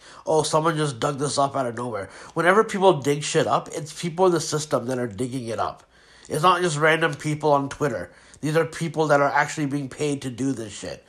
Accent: Pakistan; I'm Pakistani

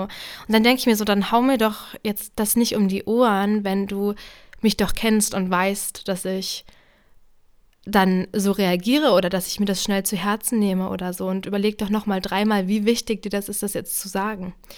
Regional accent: Brandenburg, Germany; moved away as an adult; also born or lived in Jena, Thuringia; ich komme ja aus Brandenburg

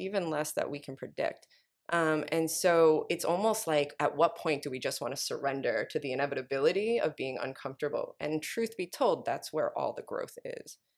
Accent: New York, United States; moved away as an adult; now in Oakland, United States; I'm from New York, um, born and raised

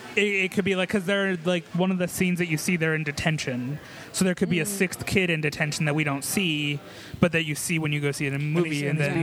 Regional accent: Colorado, United States; I was raised in Colorado.

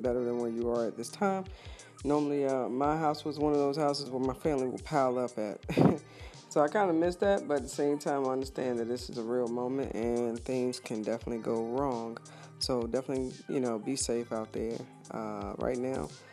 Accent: East Coast, United States; moved away; I'm originally from the East Coast, and I'm hoping my area is doing pretty well

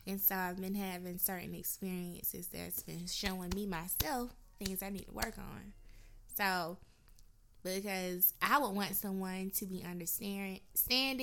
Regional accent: Macon, Georgia, United States; moved away as an adult; now in Atlanta, United States; I'm from Macon, Georgia

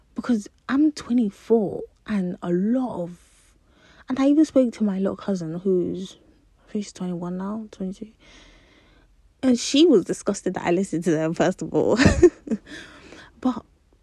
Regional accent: Nigeria; I'm a Nigerian wise, I could cook a lot of Nigerian food and snack and stuff

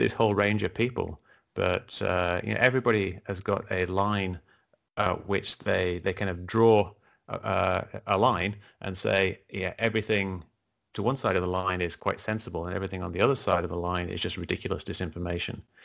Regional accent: England, United Kingdom; moved away; I grew up in England, uh, as you can probably tell by the accent

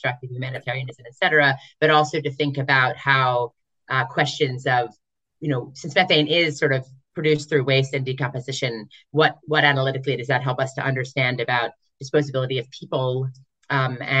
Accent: United States; for me as an American working on this project

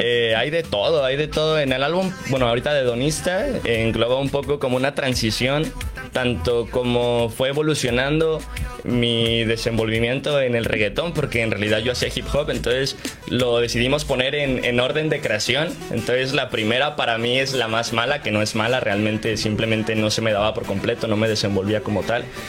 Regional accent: State of Mexico, Mexico; also born or lived in Veracruz; Yo soy del estado de México, pero eh, yo me proclamo jarocho totalmente

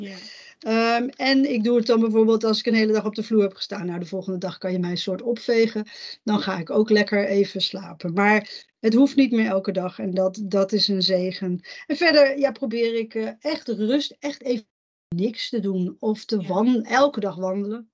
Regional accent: Netherlands; ik ben in Nederland geboren

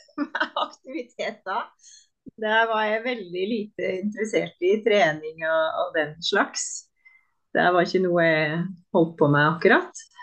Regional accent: Sjoa, Innlandet, Norway; moved away as an adult; also born or lived in Trondheim; now in Oslo, Norway; jeg flytta fra Sjoa da jeg var 19, og da flytta jeg til Trondheim

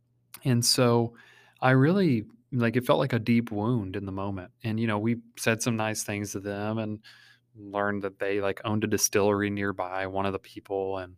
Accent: Kentucky, United States; I mean, we're from Kentucky, you know, we're supposed to be friendly

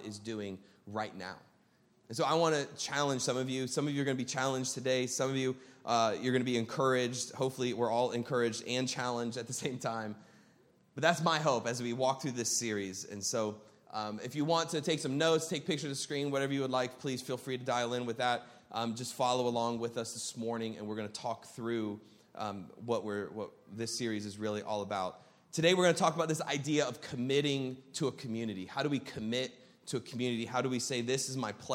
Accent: Columbus, Ohio, United States; moved away as an adult; also born or lived in Arizona; now in Burbank, United States; born and raised in Columbus, Ohio

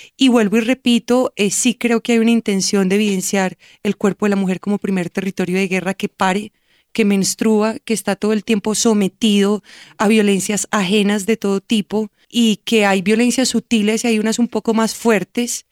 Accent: Colombia; Como soy colombiana y como he viajado por Colombia

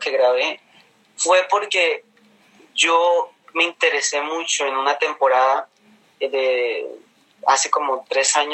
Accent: Caribbean Region, Colombia; accent: neutral; Entonces mi acento es neutro porque soy costeño

